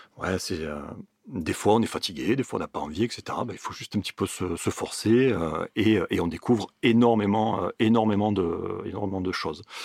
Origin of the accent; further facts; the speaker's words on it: Miramas, Provence-Alpes-Côte d'Azur, France; also born or lived in Marseille; je suis originaire de Miramas. J'ai déménagé à Marseille